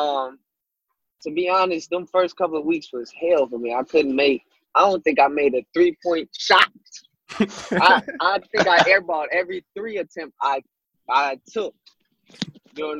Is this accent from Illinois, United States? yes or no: yes; Chicago, Illinois, United States; I'm from Chicago